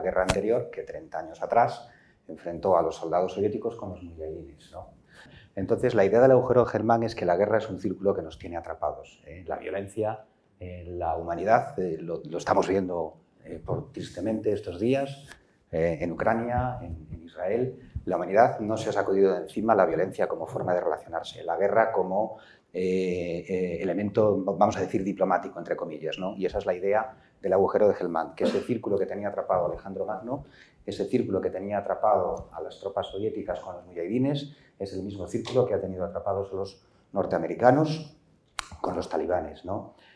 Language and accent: Spanish; Villarejo de Órbigo, Castile and León, Spain; mi pueblo, Villarejo